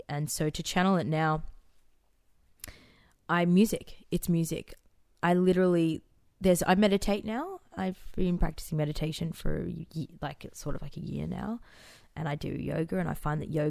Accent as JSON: {"language": "English", "town": "Phillip Island", "region": "Victoria", "country": "Australia", "tie": "born or raised there", "also_born_or_lived": "Dubai", "said": "Like when I was growing up in Phillip Island and in Dubai, they were such magical places."}